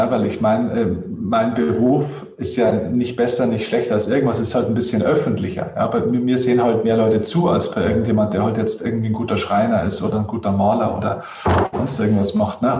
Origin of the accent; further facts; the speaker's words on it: Bavaria, Germany; Ja, freilich, ich bin sogar aus Niederbayern.